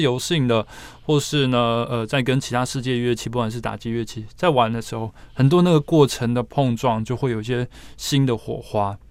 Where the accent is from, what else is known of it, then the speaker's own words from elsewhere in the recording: Taiwan; 我们台湾人的话，并没有像日本可能从小学习这样的一个环境跟背景